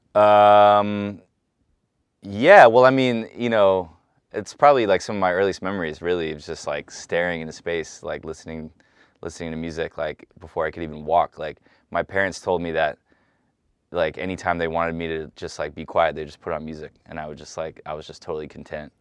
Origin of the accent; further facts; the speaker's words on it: San Francisco, California, United States; moved away; the neighborhood I grew up in. I grew up on, like, twenty-third and Dolores